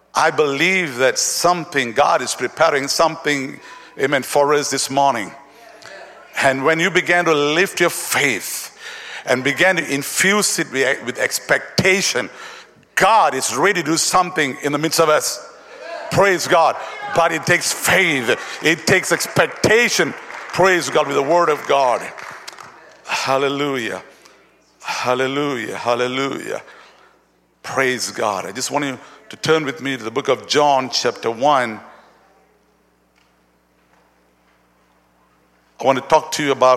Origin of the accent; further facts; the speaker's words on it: Malaysia; we are from Malaysia